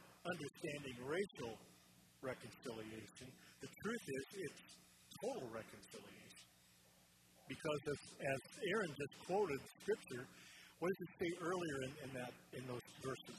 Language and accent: English; DeKalb County, Indiana, United States; I grew up in DeKalb County, Indiana